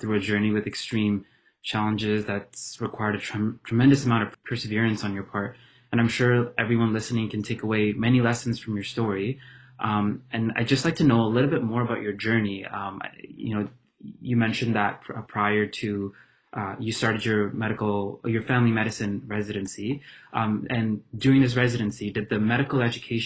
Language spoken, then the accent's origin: English; Hamilton, Ontario, Canada; now in Ottawa, Canada; myself being from Hamilton, you know, coming to Ottawa